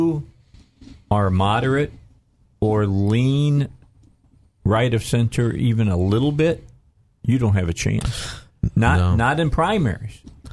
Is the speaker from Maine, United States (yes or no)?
no; Indiana, United States; I'm from Indiana